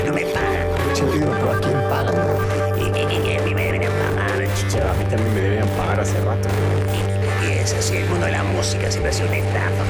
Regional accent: Guayaquil, Guayas, Ecuador; Acuérdate que tú eres ecuatoriano. Y, y, pero soy de Guayaquil.

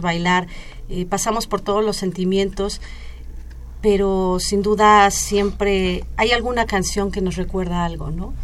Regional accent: Mexico; nos representa como mexicanos

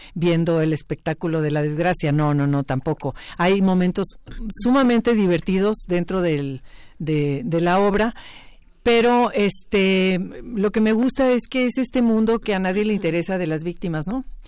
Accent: Mexico; los mexicanos

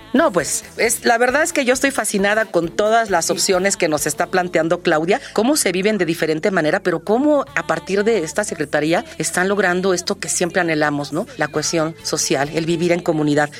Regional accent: Mexico; somos mexicanos

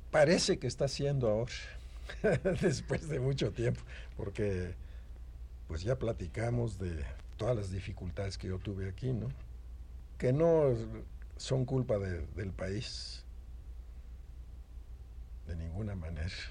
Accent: Mexico; seguramente yo soy el pintor mexicano que está cotizado más que ningún otro.

